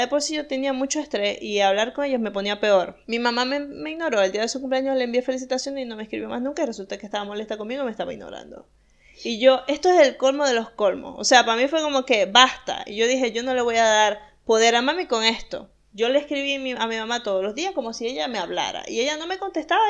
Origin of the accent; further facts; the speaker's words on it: Venezuela; moved away as an adult; cuando me fui de Venezuela